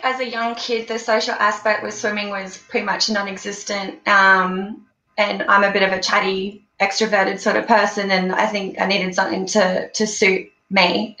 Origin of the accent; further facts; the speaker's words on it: Brisbane, Queensland, Australia; also born or lived in Gold Coast / Goondiwindi; Mostly around Brizzy and the Gold Coast. My roots are from Gundawindi. Good old Queensland.